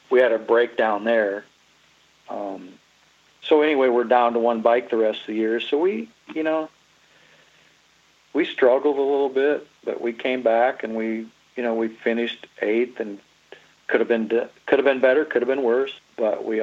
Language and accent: English; Iowa, United States; We're from Iowa